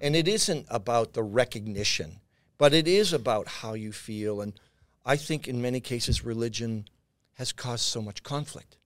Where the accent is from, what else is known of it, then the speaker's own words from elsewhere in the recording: Boston, Massachusetts, United States; moved away; also born or lived in New York; south end of Boston